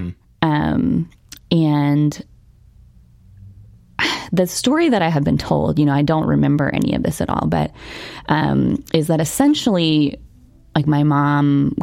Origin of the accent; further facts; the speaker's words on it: Newark, Ohio, United States; So I was born in Newark, Ohio